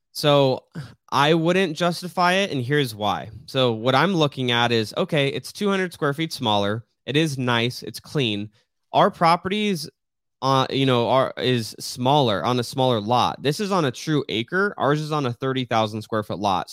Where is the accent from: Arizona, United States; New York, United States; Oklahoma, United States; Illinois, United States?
Arizona, United States; Riggs Road; I grew up on Riggs Road, that is a very highly trafficked road